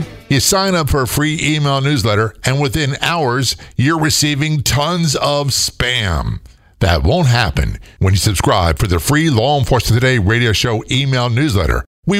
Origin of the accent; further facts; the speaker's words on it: Norfolk, Virginia, United States; You know, I grew up in a military town. I grew up in Norfolk, Virginia. And, well, I lived everywhere.